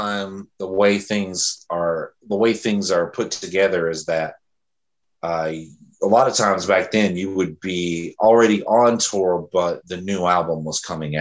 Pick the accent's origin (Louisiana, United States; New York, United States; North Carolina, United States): North Carolina, United States; Fayetteville; moved away as an adult; now in Greenville, United States; I'm originally from Fayetteville, North Carolina.